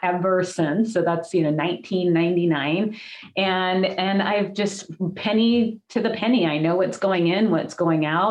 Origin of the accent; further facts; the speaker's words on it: Hawaii, United States; my childhood and growing up in Hawaii, it was beautiful